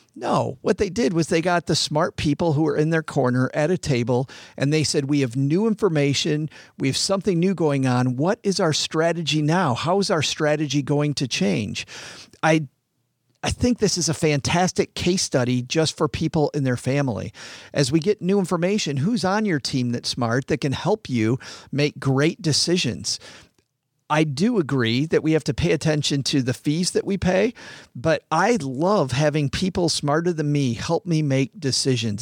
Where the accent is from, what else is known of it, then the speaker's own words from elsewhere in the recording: West Michigan, United States; I grew up in West Michigan, which is farm country